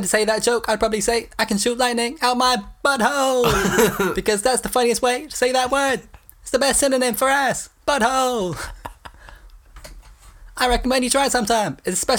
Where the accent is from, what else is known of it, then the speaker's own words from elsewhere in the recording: Philadelphia, Pennsylvania, United States; It was a great joke, but you can understand it through my crazy accent. Woo. I'm from Philly.